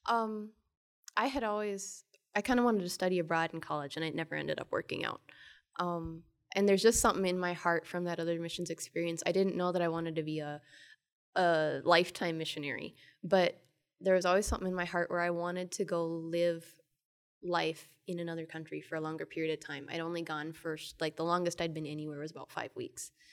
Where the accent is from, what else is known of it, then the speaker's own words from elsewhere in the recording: Twin Cities area of Minnesota, United States; I am from the Twin Cities area of Minnesota